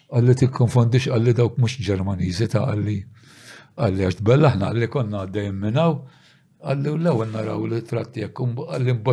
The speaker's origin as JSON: {"language": "Maltese", "town": "St. Paul's Bay", "country": "Malta", "said": "aħna minn San Pawl il-Bahar."}